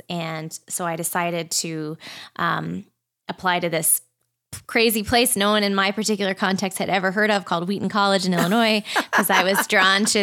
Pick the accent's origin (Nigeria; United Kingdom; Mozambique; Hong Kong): Hong Kong; also born or lived in Boston / Australia; I was born in Boston, but shortly thereafter, as a young child, moved with my family to Hong Kong and lived there for quite a few years, and then Australia.